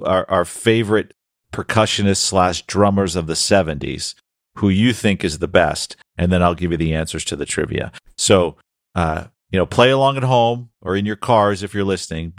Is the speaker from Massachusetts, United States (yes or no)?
yes; Boston, Massachusetts, United States; But when I was growing up in Boston on WGBH, I would see Sesame Street and Guy Smiley.